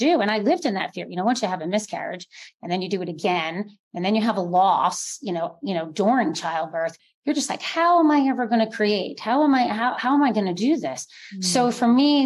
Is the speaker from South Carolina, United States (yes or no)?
no; New Jersey, United States; moved away; also born or lived in New York City; I grew up in New Jersey, schooled in New York City, you know, lived there for over 12 years.